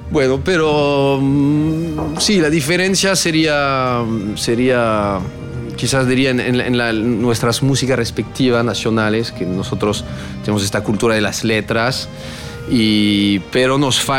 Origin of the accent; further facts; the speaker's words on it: France; Spanish is a second language; lamentablemente tenemos un idioma que aunque digan que es